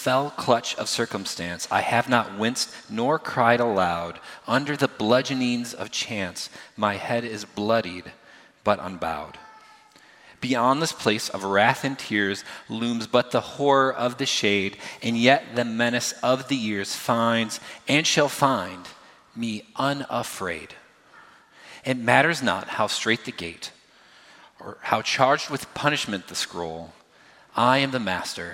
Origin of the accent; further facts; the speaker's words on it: United States; I'm obviously grew up here. I am American. I'm from the United States